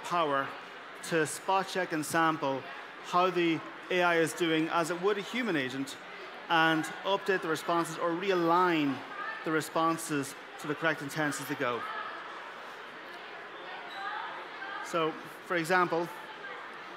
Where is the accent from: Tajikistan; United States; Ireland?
Ireland; I'm from Ireland, so I'm in Europe.